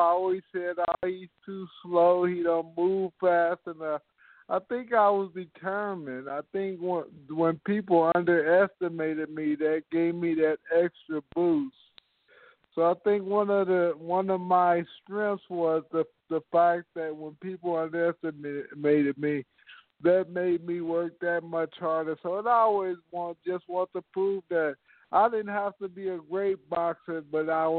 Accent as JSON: {"language": "English", "town": "Indianapolis", "region": "Indiana", "country": "United States", "tie": "born or raised there", "said": "my hometown of Indianapolis, Indiana"}